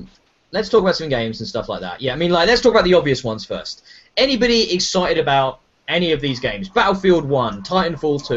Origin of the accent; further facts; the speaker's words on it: United Kingdom; as a Brit